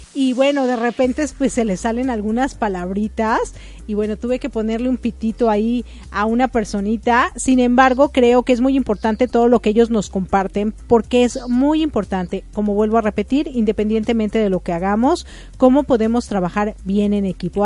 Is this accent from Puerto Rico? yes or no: no; Mexico; also born or lived in Ecuador; now in United States; yo salí muy joven de México